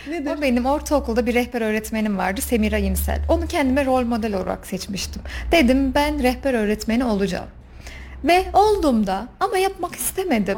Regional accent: Kayseri Province, Turkey; 1987 Kayseri doğumlu

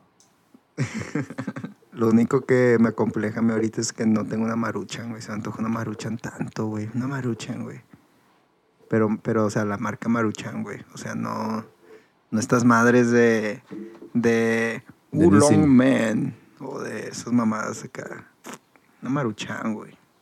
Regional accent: Mexico; moved away; soy de México

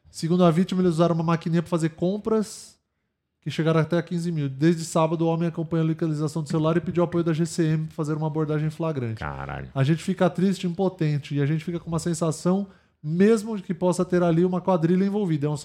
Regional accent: Minas Gerais, Brazil; Disseram que era uma cachaça de Minas. Porque eu sou de Minas, uai.

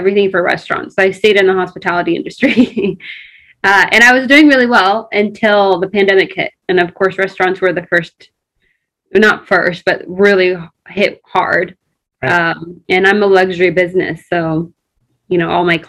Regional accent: Crawfordsville, Indiana, United States; English is a second language; moved away as an adult; also born or lived in Ethiopia; now in Los Angeles, United States; Indiana. So I grew up in Indiana until I was 19.

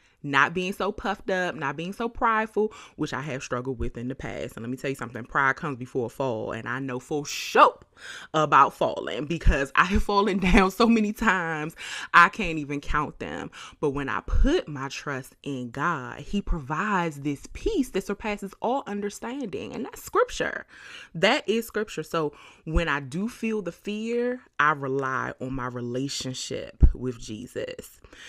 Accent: Washington, District of Columbia, United States; now in Bay Area, United States; I moved to the Bay Area from Washington, D.C.

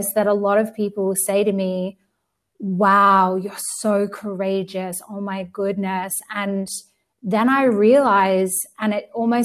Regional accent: Australia; also born or lived in United Kingdom; now in Spain; I'm from Australia, but I've lived in the UK before I moved to Spain.

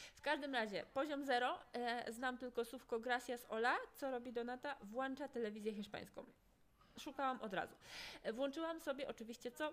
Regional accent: Podlaskie Voivodeship, Poland; moved away as an adult; now in Poznań, Poland; ja nie jestem z Poznania, ale wiecie, że teraz mieszkam w Poznaniu, no tak jak mówię, jestem z Podlasia

